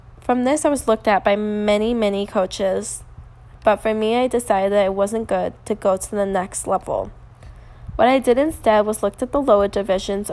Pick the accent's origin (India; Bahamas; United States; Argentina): United States; Lake Forest, Illinois; I live almost 5 to 10 minutes away from this location, so I was extremely excited knowing I was going to be in my hometown